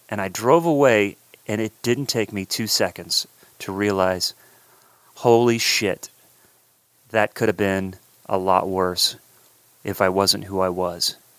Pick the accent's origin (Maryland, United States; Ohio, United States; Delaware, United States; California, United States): Ohio, United States; Columbus; moved away; originally from Columbus, Ohio, my hometown